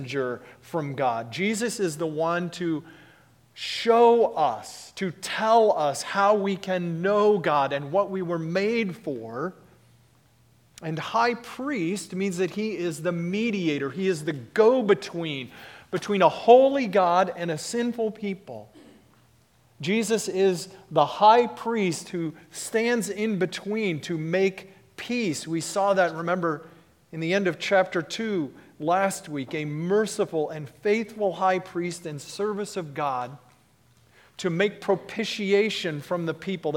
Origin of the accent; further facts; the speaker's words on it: Texas, United States; When I was a boy growing up in Texas, I was a Cowboys fan